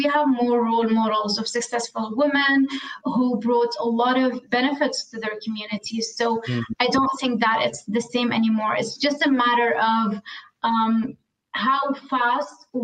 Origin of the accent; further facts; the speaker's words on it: Syria; originally, first, I come from Syria, and that's, of course, in the Middle East